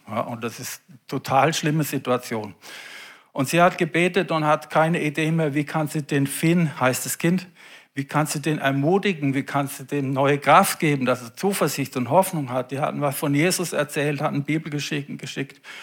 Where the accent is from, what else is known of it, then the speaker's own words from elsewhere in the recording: Germany; bei uns in Deutschland